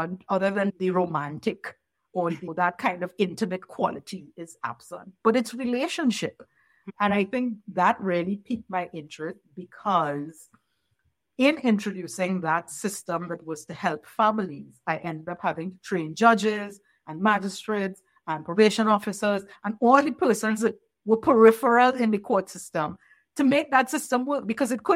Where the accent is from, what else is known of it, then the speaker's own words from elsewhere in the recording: Trinidad & Tobago; moved away; working with the court system in my home country of Trinidad and Tobago